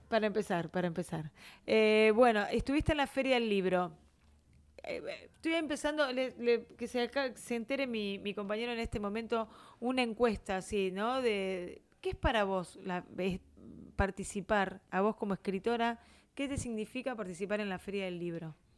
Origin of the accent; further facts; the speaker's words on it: Buenos Aires, Argentina; somos de Capital